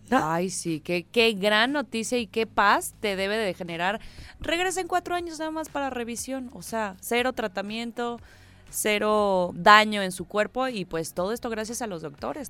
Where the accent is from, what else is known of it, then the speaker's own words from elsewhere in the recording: Mexico; cómo somos los mexicanos